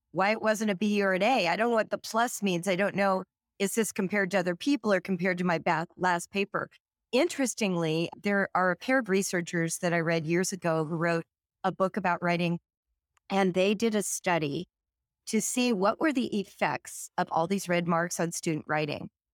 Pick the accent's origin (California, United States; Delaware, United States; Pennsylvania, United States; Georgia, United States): California, United States; now in Cincinnati, United States; I grew up in California, but today I live in Cincinnati, Ohio.